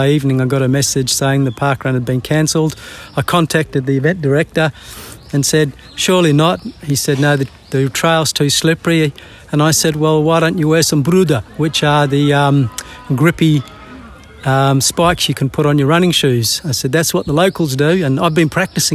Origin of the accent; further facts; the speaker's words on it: Perth, Western Australia, Australia; moved away; I grew up in Perth